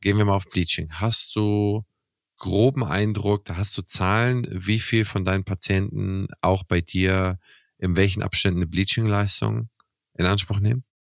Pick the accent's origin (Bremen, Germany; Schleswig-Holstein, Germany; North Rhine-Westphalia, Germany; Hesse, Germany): Schleswig-Holstein, Germany; Kiel; meine Heimatstadt oder eine mein, also in meinem Umkreis aus Kiel